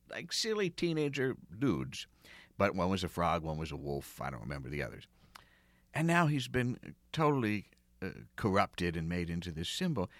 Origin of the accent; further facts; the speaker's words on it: outside of Philadelphia, Pennsylvania, United States; grew up outside of Philadelphia, and they have a pretty harsh accent